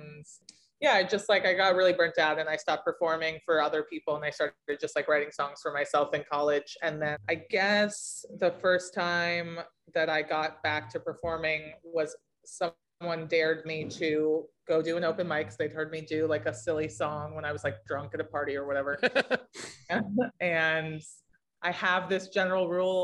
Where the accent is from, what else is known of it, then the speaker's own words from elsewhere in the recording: Los Angeles, California, United States; now in East Coast, United States; I grew up in Los Angeles